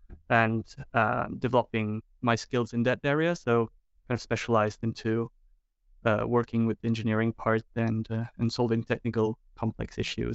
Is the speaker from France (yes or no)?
yes; France; I'm from France